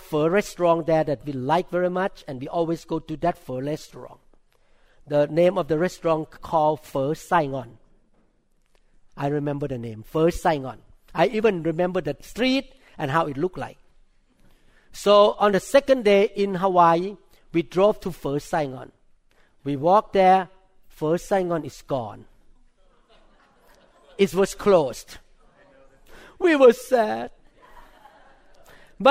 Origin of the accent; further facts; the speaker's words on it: Thailand; accent: thick accent; English is a second language; moved away as an adult; now in United States; I'm a neurosurgeon from Thailand